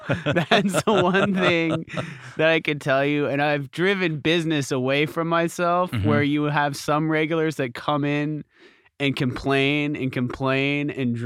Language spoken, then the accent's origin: English; Columbus, Ohio, United States; moved away as an adult; also born or lived in Pennsylvania; I was born in Columbus, Ohio. I'm sorry. Go Bucks, man. Raised in Columbus, Ohio. That was my formative years, and then I went to college in Pennsylvania, and then I immediately moved here, so I've been here for 12 years.